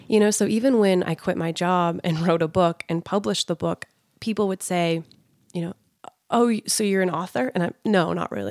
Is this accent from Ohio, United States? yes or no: no; Sandy, Utah, United States; also born or lived in California; growing up in Sandy and Draper in Utah